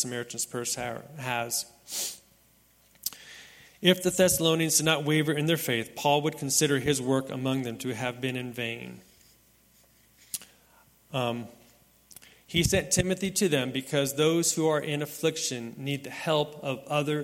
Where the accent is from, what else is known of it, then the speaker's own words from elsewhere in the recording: Las Vegas, Nevada, United States; moved away; growing up in Las Vegas as a young boy, being here at Red Hill Southern Baptist Church